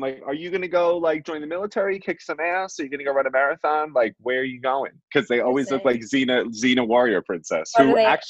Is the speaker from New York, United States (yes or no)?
yes; Long Island, New York, United States; So I am 31. I was born, raised, and buttered on Long Island, New York. And I am an astrologer.